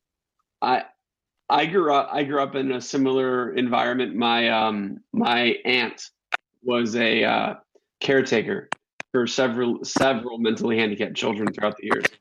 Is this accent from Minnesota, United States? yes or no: no; Rockford, Illinois, United States; I'm a guy from Rockford, Illinois